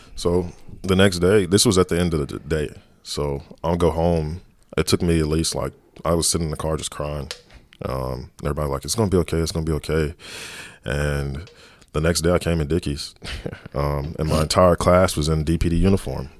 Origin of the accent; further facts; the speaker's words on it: Dallas, Texas, United States; growing up in Dallas, being a Dallas police officer